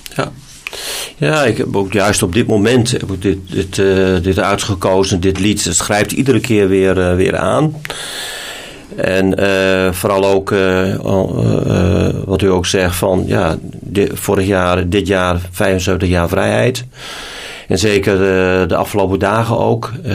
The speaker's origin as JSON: {"language": "Dutch", "region": "Groningen", "country": "Netherlands", "tie": "born or raised there", "also_born_or_lived": "Alblasserwaard", "moved": "yes", "said": "ik ben een Groninger"}